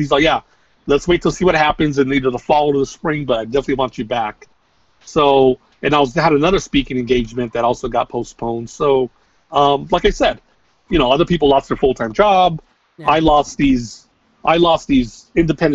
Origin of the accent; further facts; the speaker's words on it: Los Angeles, California, United States; I was teaching at a middle school. Not too far from where I live in my hometown